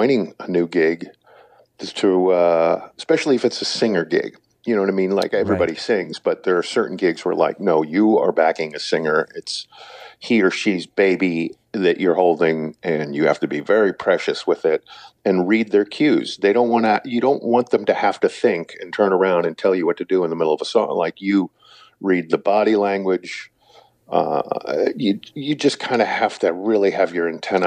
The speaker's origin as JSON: {"language": "English", "town": "St. Louis", "region": "Missouri", "country": "United States", "tie": "born or raised there", "said": "growing up in St. Louis"}